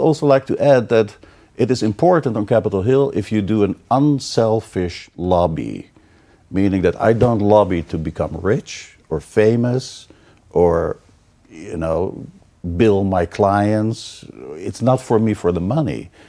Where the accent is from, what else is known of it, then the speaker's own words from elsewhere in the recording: Amsterdam, North Holland, Netherlands; moved away; I'm from Holland, Amsterdam